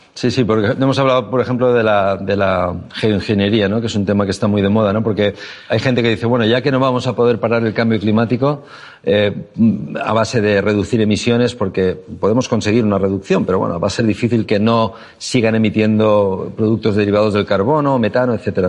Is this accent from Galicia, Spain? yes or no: no; Valencia, Valencian Community, Spain; soy de Valencia, un lugar donde hoy en día ya las noches en verano son tropicales siempre